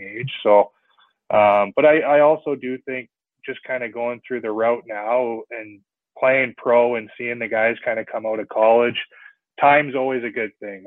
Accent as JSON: {"language": "English", "town": "Salmon Arm", "region": "British Columbia", "country": "Canada", "tie": "born or raised there", "also_born_or_lived": "Vernon, British Columbia / Kamloops, British Columbia", "said": "so I'm guessing that's why my hometown is listed as Vernon. But I spent all my hockey playing in Salmon Arm here growing up"}